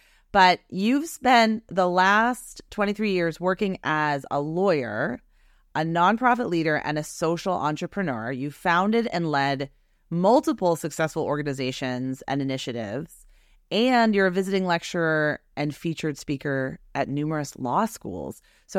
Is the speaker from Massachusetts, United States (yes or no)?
yes; Boston, Massachusetts, United States; And I never told you that I am from Boston. I went to Boston University.